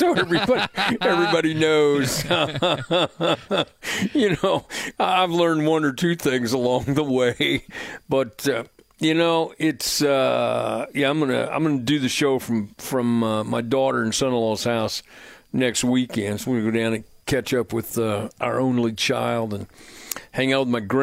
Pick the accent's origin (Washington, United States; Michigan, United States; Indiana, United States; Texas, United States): Indiana, United States; Plainfield; now in Franklin, United States; I'm fortunate to live in Franklin, and I grew up in Plainfield